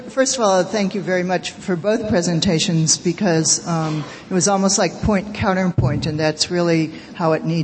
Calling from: Minnesota, United States; Um, and I'm also speaking from Minnesota, which is a state that has implemented RTI for several years now.

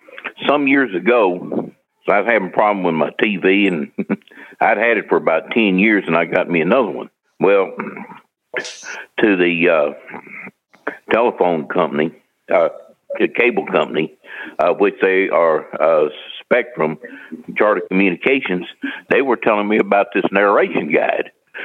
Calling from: St. Louis, Missouri, United States; from St. Louis, Missouri.

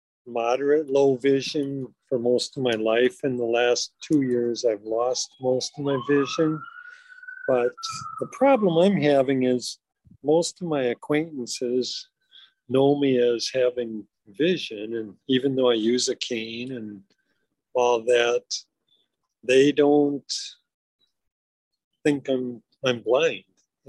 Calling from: Minnesota, United States; Good afternoon. … from Minnesota.

